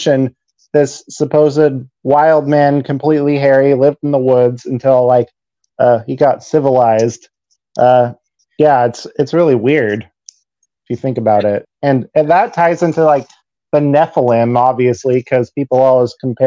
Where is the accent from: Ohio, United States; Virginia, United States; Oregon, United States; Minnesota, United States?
Oregon, United States; Ashland; I was in the sixth grade. So I was probably like 11, 12 years old. And at the time, my family lived in Ashland, Oregon